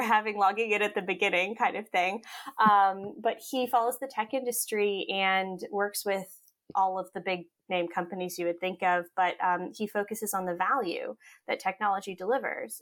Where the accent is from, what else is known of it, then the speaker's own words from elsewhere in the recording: Cape Cod, Massachusetts, United States; also born or lived in upstate New York / Hawaii; when I was about six or seven, my mom decided that she wanted to go to chiropractic school. And so we moved from Cape Cod, uh, where we lived to upstate New York so she could go to chiropractic school for four years. And then from there, we moved back